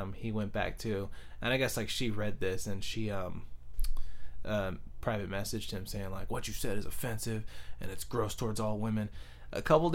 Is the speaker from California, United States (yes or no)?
yes; San Jose, California, United States; East San Jose. I was born in 85. Literally been living on the same street for my whole life in East San Jose.